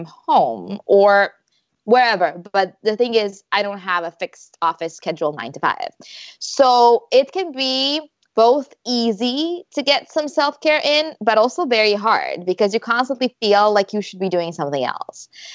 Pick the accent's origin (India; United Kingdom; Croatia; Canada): Croatia; moved away as an adult; also born or lived in Malaga, Spain; my husband and I, we're both from Croatia. And before we moved here, we lived in Spain.